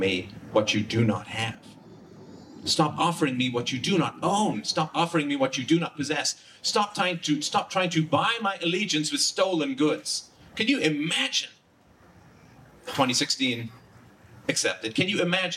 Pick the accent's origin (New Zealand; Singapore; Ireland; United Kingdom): Ireland; I'm from Ireland